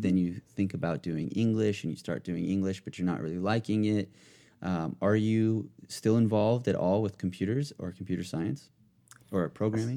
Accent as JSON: {"language": "English", "region": "Southern California", "country": "United States", "tie": "born or raised there", "said": "I'm pretty much born and raised in California, but, uh, s, I was, like, in Southern California since I was, like, four"}